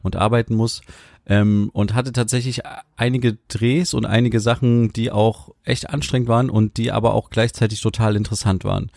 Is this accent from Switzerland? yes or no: no; Germany; wir als Deutsche